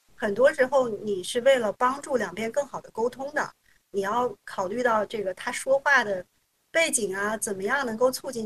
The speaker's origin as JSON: {"language": "Chinese", "town": "Hohhot", "region": "Inner Mongolia", "country": "China", "tie": "born or raised there", "moved": "yes", "lives_now": "Beijing, China", "said": "其实我不是出生在北京，呃，我是出生在北方的一个美丽的小城。呃，然后这个小城呢，嗯，我觉得可以说是一个三线城市，或者我自己觉得它是一个二点五线城市嗯。嗯。呃，它是，呃，就是基本上北京的正北吧，是在内蒙古自治区的省会，叫呼和浩特"}